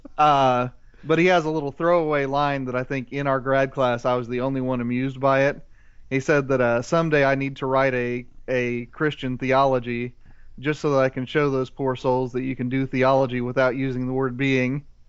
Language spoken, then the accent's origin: English; Central Indiana, United States; moved away as an adult; I grew up in Central Indiana, and for the 18 years I lived there